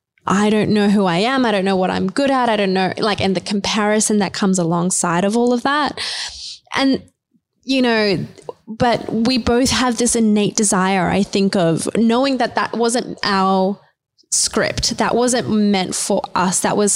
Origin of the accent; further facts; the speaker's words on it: New Zealand; also born or lived in India; For me, I was born in India. Then we moved to a really, really low socioeconomic place in New Zealand next to a maximum security prison